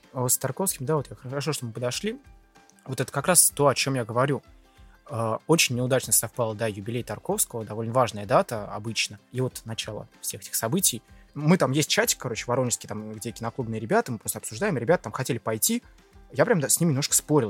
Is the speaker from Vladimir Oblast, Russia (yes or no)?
no; Lipetsk, Lipetsk Oblast, Russia; Я из Липецка, один из моих самых первых фильмов, который я посмотрел в кинотеатре «Спутник»